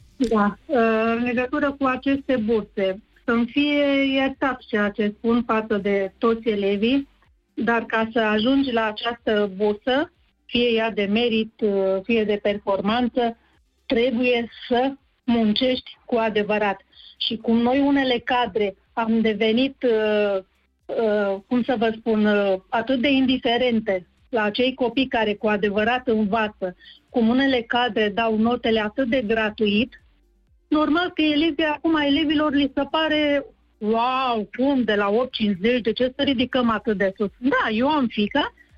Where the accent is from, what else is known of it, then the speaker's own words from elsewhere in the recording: Craiova, Dolj, Romania; sunt din Craiova, fost cadru didactic